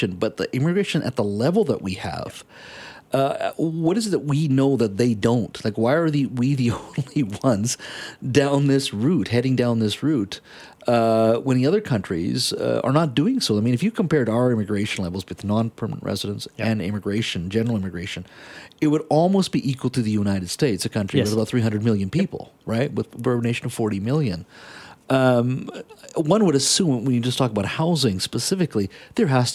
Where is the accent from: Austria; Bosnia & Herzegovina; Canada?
Canada; we as a Canadian society